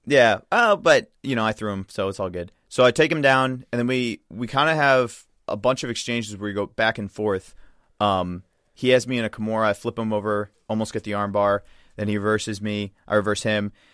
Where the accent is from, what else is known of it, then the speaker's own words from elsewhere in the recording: Midwest, United States; another Midwesterner